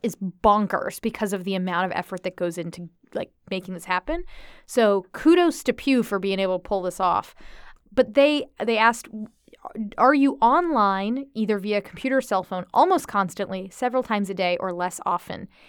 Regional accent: Florida, United States; I'm from Florida

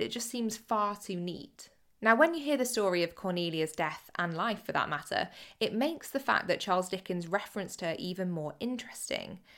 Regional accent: Cheshire and Greater Manchester, North West England, United Kingdom; I grew up in Cheshire and Greater Manchester

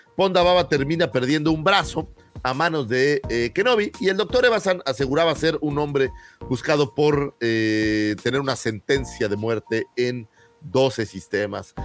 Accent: Mexico City, Mexico; los que somos aquí chilangos

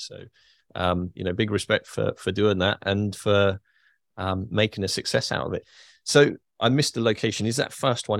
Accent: United Kingdom; as a Brit

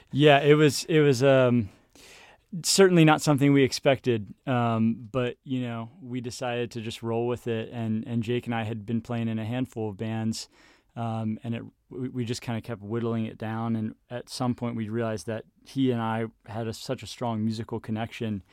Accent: Baltimore, Maryland, United States; moved away as an adult; now in Harrisonburg, United States; I grew up in Baltimore, Maryland

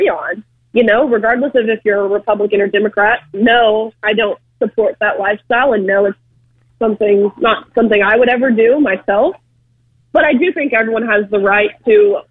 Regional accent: Tennessee, United States; I'm actually from Tennessee, and so I feel like this state was kind of my safe bubble

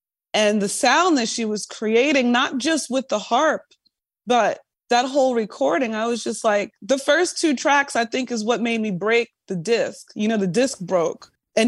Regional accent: New York, United States; But I'm also biased. I'm a New Yorker.

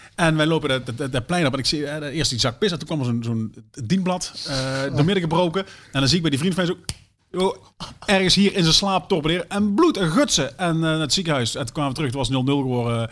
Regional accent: Sterksel, North Brabant, Netherlands; Ik kom uit Sterksel

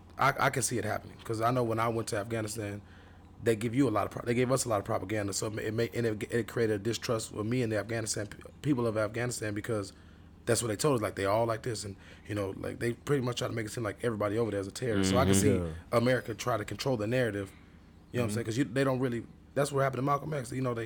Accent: Nigeria; Like, I'm Nigerian.

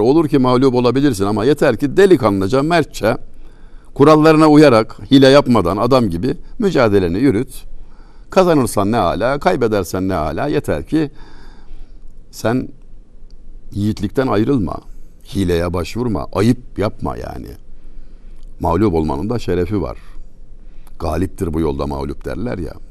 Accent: Çameli, Denizli, Turkey; Bizim oralarda Denizli Çameli

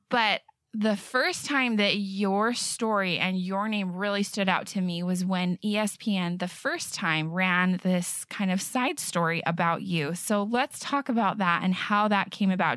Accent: Bountiful, Utah, United States; I'm from Bountiful

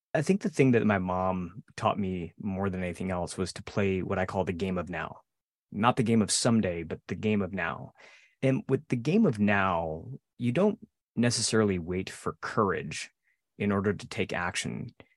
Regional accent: outside of Detroit, Michigan, United States; I grew up outside of Detroit, not far from you, Joe, and we both bonded over our, sort of our Detroit area roots

